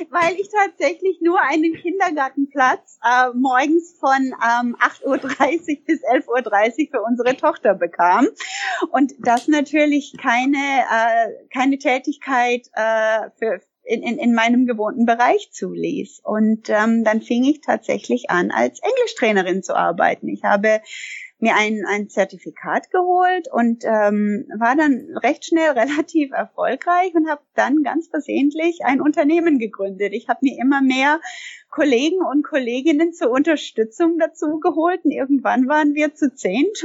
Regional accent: Canada; moved away as an adult; now in Germany; Also ich bin gebürtige Kanada oder ich komme aus Kanada und äh, ich bin vor vielen Jahren der Liebe wegen nach Deutschland gekommen.

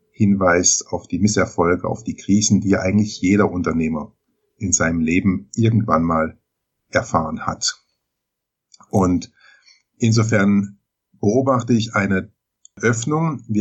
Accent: Baden-Baden, Baden-Württemberg, Germany; Ich komme geografisch her, hier aus dem Raum Baden-Baden.

